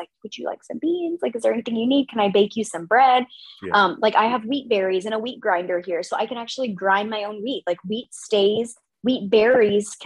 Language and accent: English; United States; being American